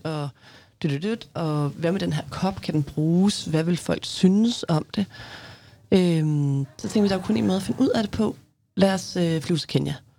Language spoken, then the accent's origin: Danish; Mårslet, Central Denmark Region, Denmark; moved away; jeg voksede op i Morslet, hedder det, som er, var i hvert fald en lille landsby syd for Morslet